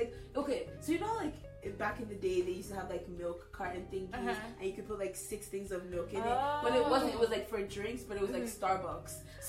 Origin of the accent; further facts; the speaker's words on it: Niger; moved away; I am from Niger.